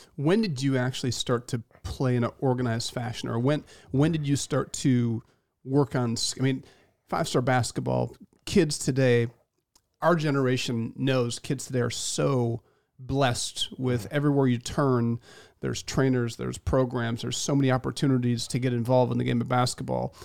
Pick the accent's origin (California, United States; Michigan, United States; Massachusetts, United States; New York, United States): Michigan, United States; central; moved away; being from central Michigan